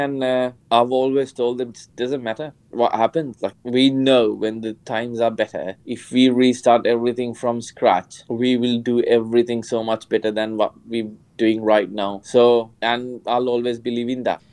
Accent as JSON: {"language": "English", "country": "Sri Lanka", "tie": "born or raised there", "moved": "yes", "said": "growing up in Sri Lanka"}